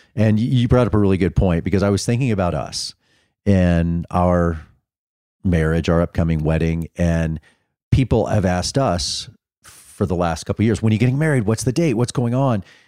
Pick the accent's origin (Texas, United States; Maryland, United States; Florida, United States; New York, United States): Texas, United States; Dallas; moved away; we're diehard Texas people from growing up in Dallas